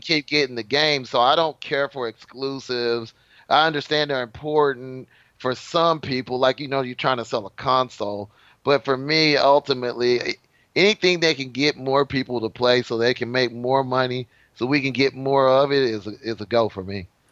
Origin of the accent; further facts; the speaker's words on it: Texas, United States; I'm from Texas